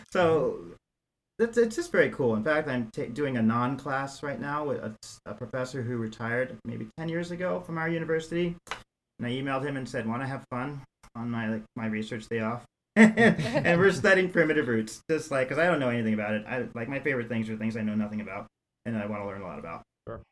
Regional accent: New York City, New York, United States; also born or lived in San Francisco / Sonoma County / Iowa; now in Eau Claire, United States; I was born and raised in New York City

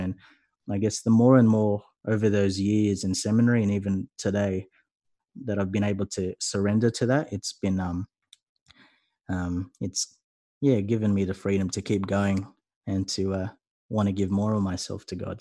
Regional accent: Sydney, New South Wales, Australia; I'm from Sydney

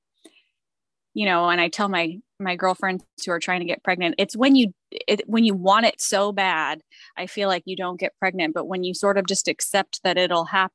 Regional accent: California, United States; I'm from California

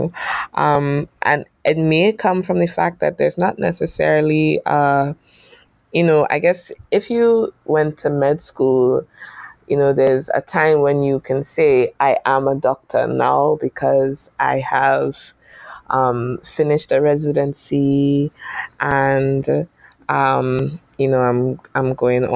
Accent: United States; I was born in the States

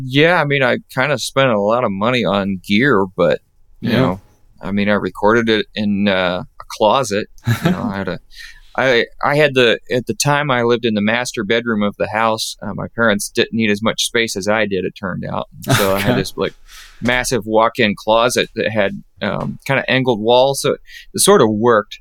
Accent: Cincinnati, United States; moved away as an adult; now in Indianapolis, United States; I'm originally from the Cincinnati area, and Northern Kentucky, Cincinnati, kind of Ohio, Kentucky, and Indiana all come together in that little area, and that's where I'm from.

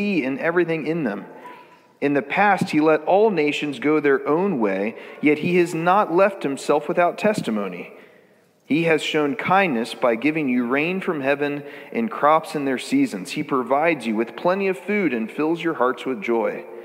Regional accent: United States

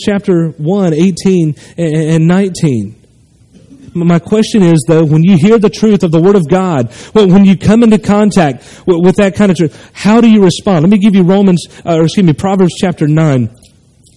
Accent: North Carolina, United States; moved away as an adult; also born or lived in Nashville, Tennessee; now in Hilliard, United States; Moved back to North Carolina, 20 minutes from my hometown where I was born and raised

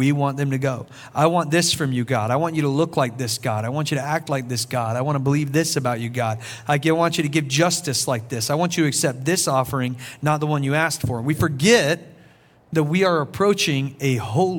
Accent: South Carolina, United States; I'm from South Carolina

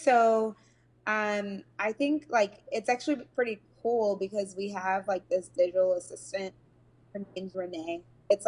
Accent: Nigeria; I grew up like in the church, and I'm Nigerian, so I grew up in a Nigerian church

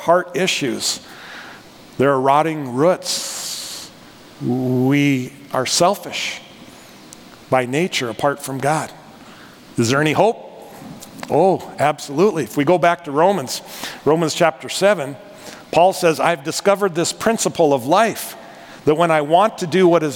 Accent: North Dakota, United States; accent: North Dakota; moved away; I'm from North Dakota. Can you tell by my accent, North Dakota?

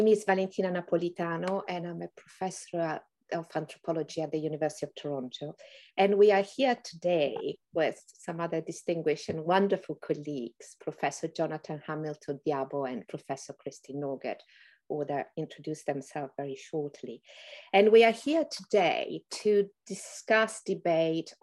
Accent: northern Italy, Italy; accent: Italian; moved away as an adult; also born or lived in England / Turtle Island (Canada); now in Canada; I grew up in Northern Italy

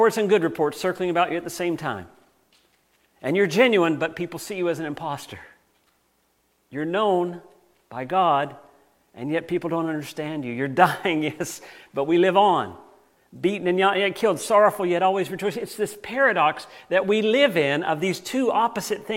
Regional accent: United States; Now, I grew up in the United States

